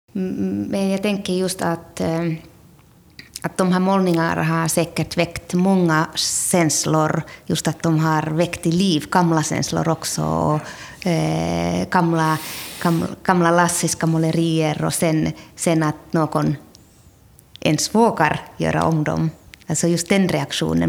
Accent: Finland; now in Sweden; jag är född i Finland nu har jag flyttat till Sverige 1992, så jag har varit här väldigt lång tid.

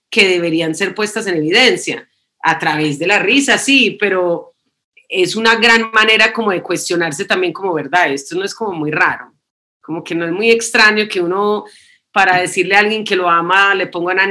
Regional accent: Canada; born there; also born or lived in New York / Colombia; mis padres son colombianos, pero eh, yo nací en Canadá, después vivimos en Nueva York y después vivimos en Colombia.

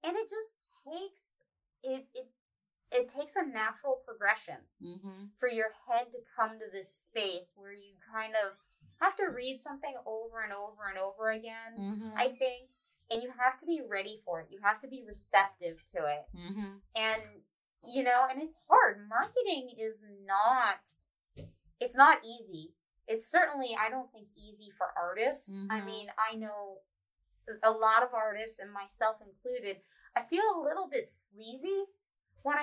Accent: York, Pennsylvania, United States; I grew up in York, and I've always seen it as this dead industrial town

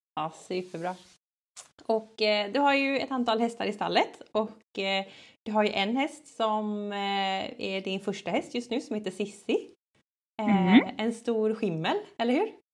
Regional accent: Gothenburg, Västra Götaland, Sweden; jag är också från Göteborg

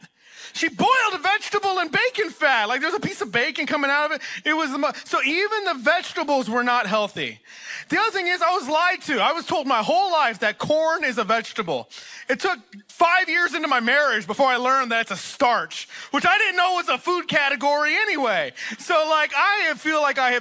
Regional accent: Texas, United States; moved away; also born or lived in Oklahoma; I'm from Texas originally. That's where I grew up, and I also spent several years in Oklahoma

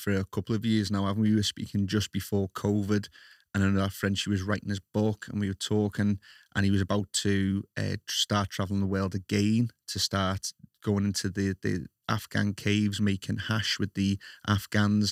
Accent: Liverpool, North West England, United Kingdom; accent: Scouse; it's the Scouse accent

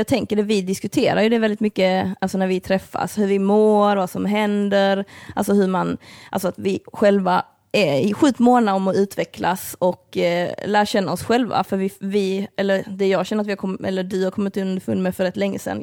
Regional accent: Lund, Skåne, Sweden; born or raised there

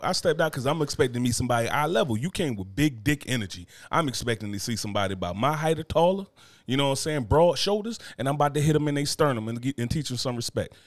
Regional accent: Newark, New Jersey, United States; moved away; I'm from Newark, New Jersey.

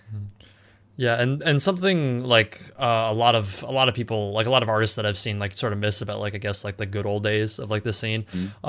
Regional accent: California, United States; I'm from California

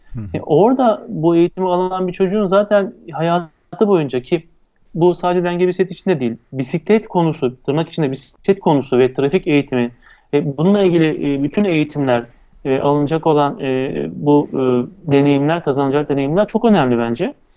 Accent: İzmir, Turkey; Ben 1970 İzmir doğumluyum.

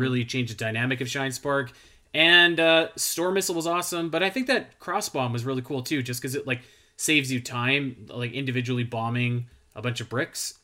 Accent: Canada; I'm, I'm Canadian

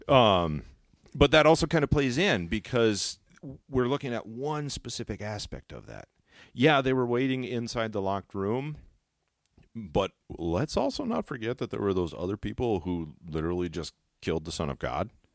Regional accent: Alaska, United States; I'm actually born and raised in Alaska.

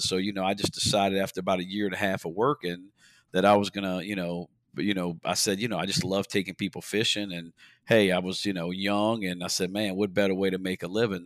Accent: Port Sulphur, Louisiana, United States; now in Belle Chasse, United States; I was born and raised in Port Sulphur, Louisiana

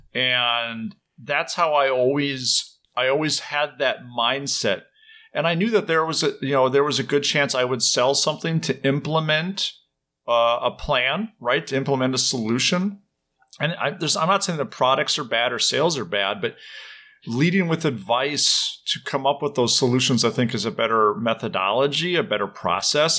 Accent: Minnesota, United States; also born or lived in Ireland; now in Madison, Wisconsin, United States; I grew up in Minnesota

